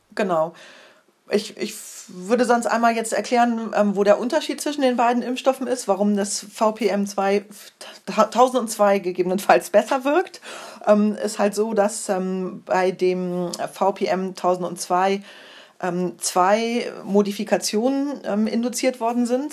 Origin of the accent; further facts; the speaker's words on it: Germany; bei uns in Deutschland